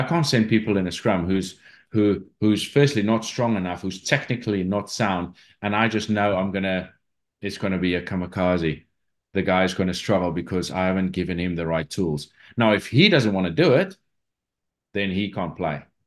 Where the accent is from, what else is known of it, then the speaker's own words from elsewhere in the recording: South Africa; moved away; I grew up in South Africa